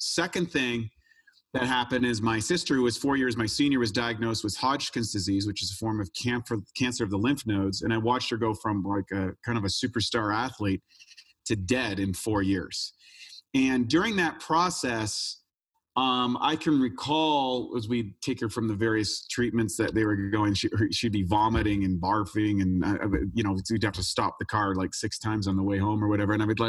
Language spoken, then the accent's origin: English; New Brunswick, Canada; I grew up in Canada, an ordinary kid, just playing hockey and all that sort of stuff in a place called New Brunswick, which is right next to Maine